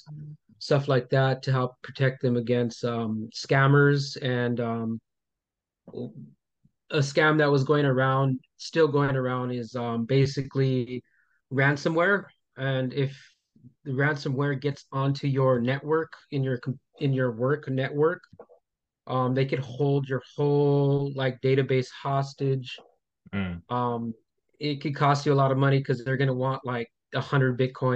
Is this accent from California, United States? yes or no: yes; Los Angeles, California, United States; also born or lived in Montebello, California; I grew up in Highland Park